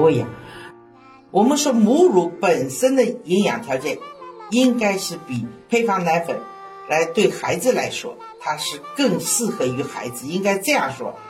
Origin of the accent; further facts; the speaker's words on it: Shanghai, China; accent: Shanghainese; 我们上海话